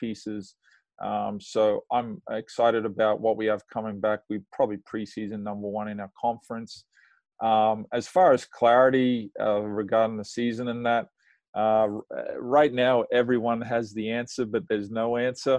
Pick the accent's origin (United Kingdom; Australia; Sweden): Australia; moved away as an adult; now in United States; I got to play for my country. I played the majority of my career in my home country. So when I got done, I tried to make coaching work at home, but I had to come to the US.